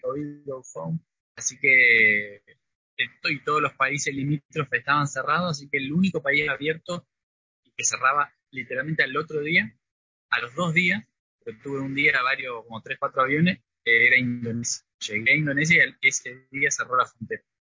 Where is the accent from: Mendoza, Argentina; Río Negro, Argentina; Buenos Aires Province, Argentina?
Río Negro, Argentina; moved away as an adult; also born or lived in Rosario / France; Y yo soy de Río Negro, eh, del sur, pero estudié en, la Universidad Nacional de Rosario psicología.